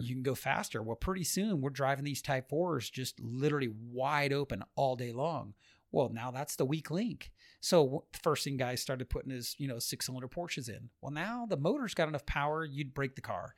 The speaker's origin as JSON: {"language": "English", "area": "Orange County", "region": "California", "country": "United States", "tie": "born or raised there", "moved": "as an adult", "lives_now": "Las Vegas, United States", "said": "born and raised in Orange County"}